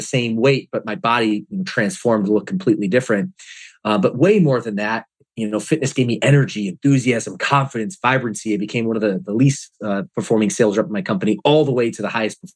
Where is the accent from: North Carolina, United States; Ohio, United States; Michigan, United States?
Michigan, United States; Detroit; born or raised there; also born or lived in Atlanta, Georgia; now in California, United States